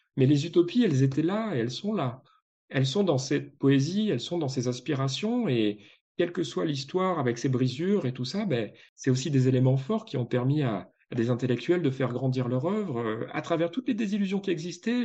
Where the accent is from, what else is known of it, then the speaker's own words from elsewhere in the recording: Provence-Alpes-Côte d'Azur, France; j'ai grandi en Provence, donc pas en province, mais en Provence